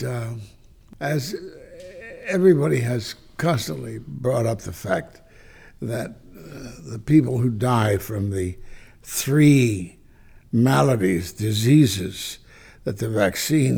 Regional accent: Kansas City, Kansas, United States; now in California, United States

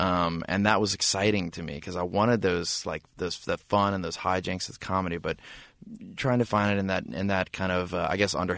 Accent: New Orleans, Louisiana, United States; So there are these two brothers that we grew up with in New Orleans.

